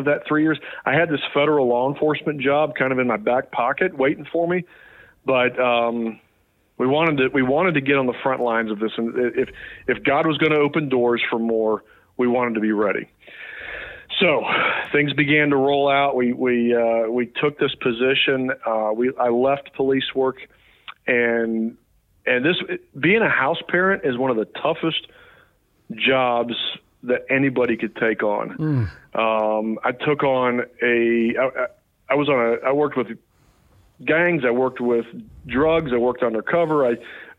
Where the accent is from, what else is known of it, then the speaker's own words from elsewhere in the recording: New Martinsville, West Virginia, United States; also born or lived in Atlanta, Georgia; now in Morgantown, United States; I was born over in New Martinsville, Wetzel County